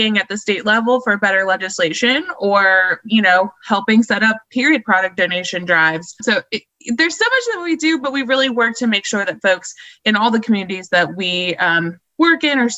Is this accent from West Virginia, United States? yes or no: yes; Morgantown, West Virginia, United States; also born or lived in Shepherdstown, West Virginia; I grew up in Morgantown, but I went to school in Shepherdstown at Shepherd University